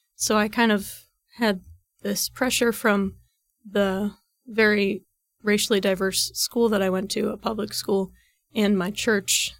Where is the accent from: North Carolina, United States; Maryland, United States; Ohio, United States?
Ohio, United States; Reynoldsburg; I'm from Reynoldsburg, Ohio, which is about, like, fifteen minutes east of Columbus